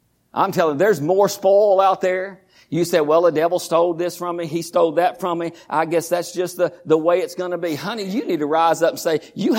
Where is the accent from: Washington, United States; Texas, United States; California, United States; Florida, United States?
Texas, United States; Groesbeck; I was born in Groesbeck, raised in Groesbeck.